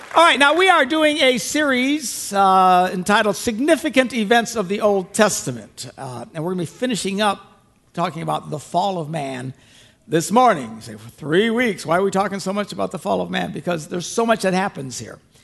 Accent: Green Bay, Wisconsin, United States; where I'm from Green Bay

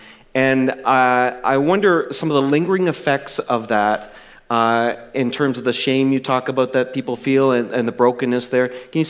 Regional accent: Canada; when I was growing up in Canada

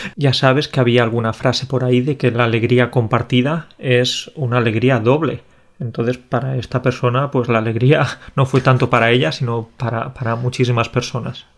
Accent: Spain

